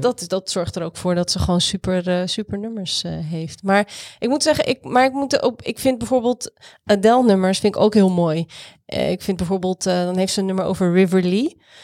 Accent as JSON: {"language": "Dutch", "town": "Rotterdam", "region": "South Holland", "country": "Netherlands", "tie": "born or raised there", "said": "ik ben Rotterdammer"}